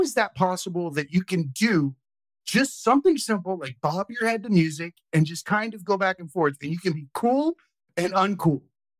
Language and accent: English; Okeechobee, Florida, United States; I'm from Okeechobee, Florida, dude.